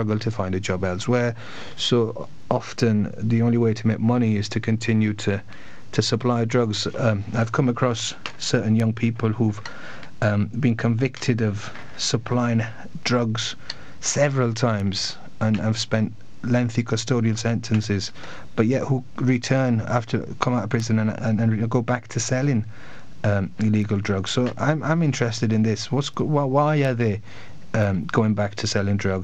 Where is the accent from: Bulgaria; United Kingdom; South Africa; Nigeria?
United Kingdom; Bradford, Yorkshire and the Humber; I come from Bradford, originally from Bradford